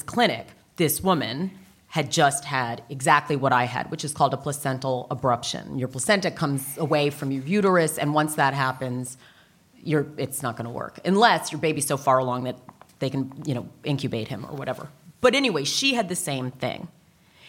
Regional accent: United States; I'm American. I mean, I'm from that culture.

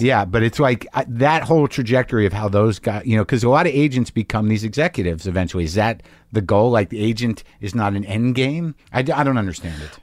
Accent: Albuquerque, New Mexico, United States; moved away as an adult; also born or lived in Boston; Albuquerque, Highland High

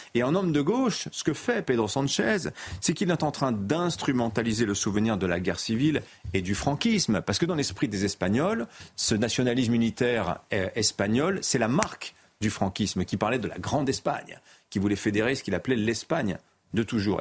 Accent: France; chez nous en France

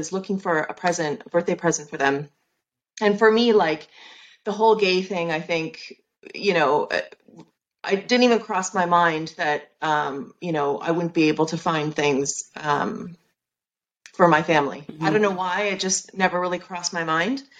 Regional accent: Canada; moved away as an adult; also born or lived in London, United Kingdom; now in Cheshire, United Kingdom; I'm Canadian, but I live in the UK

